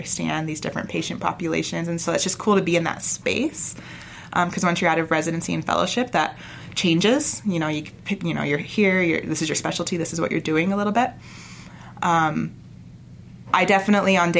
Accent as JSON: {"language": "English", "town": "St. George", "region": "Utah", "country": "United States", "moved": "as an adult", "lives_now": "Salt Lake City, United States", "said": "I'm from St. George, the opposite end of Southern Utah"}